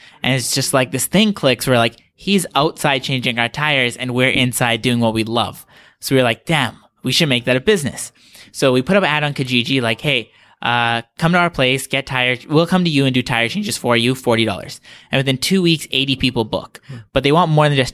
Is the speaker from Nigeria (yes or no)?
no; Vancouver, British Columbia, Canada; also born or lived in Ontario; now in Toronto, Canada; I grew up in Vancouver, then I moved out to Ontario